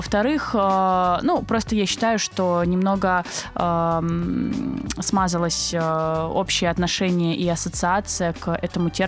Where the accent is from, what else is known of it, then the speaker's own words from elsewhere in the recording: Krasnodar, Krasnodar Krai, Russia; moved away as an adult; also born or lived in Almaty, Kazakhstan; now in Saint Petersburg, Russia; родилась и выросла в Краснодаре. А, я, скажем так, я родилась э, вообще в Казахстане, а, а да выросла ладно. в Краснодаре